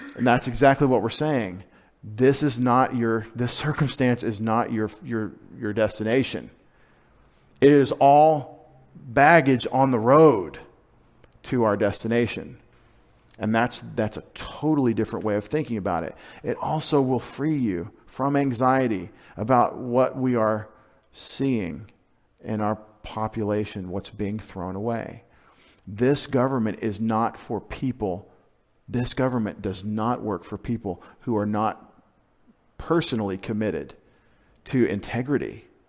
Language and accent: English; United States; connect my historic setting as an American nationally with my faith as a Christian